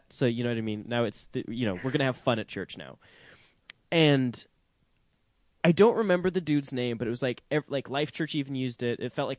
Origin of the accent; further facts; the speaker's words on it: Scotland, United Kingdom; moved away; also born or lived in England; I grew up in Scotland.